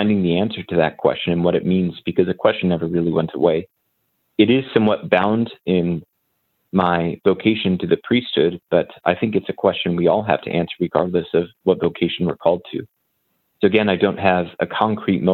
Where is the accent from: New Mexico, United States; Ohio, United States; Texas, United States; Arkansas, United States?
New Mexico, United States; moved away as an adult; also born or lived in Indiana / Maryland; now in Carmel, United States; I'm originally born and raised in New Mexico. Spent all my life there until college.